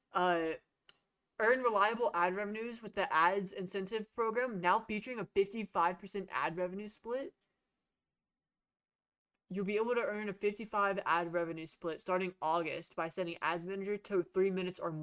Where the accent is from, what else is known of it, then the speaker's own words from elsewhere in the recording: United States; As an American